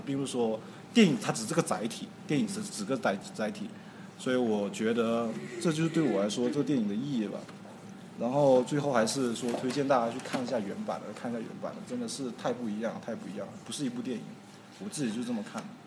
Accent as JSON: {"language": "Chinese", "town": "Guangzhou", "region": "Guangdong", "country": "China", "tie": "born or raised there", "said": "因为我小时候是在广州长大的， 我小时候在广州长大的， 我自己是会粤语， 我自己会闽南语， 我自己会北京话"}